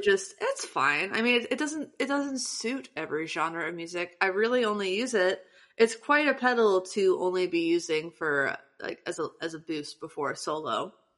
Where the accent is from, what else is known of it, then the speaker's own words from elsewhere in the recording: Morrow, Ohio, United States; Morrow, Ohio, which is the tiny ass town that I'm from